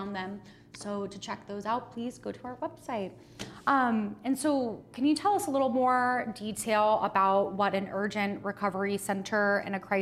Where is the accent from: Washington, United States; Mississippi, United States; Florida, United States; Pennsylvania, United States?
Florida, United States; now in Oklahoma, United States; I'm from Florida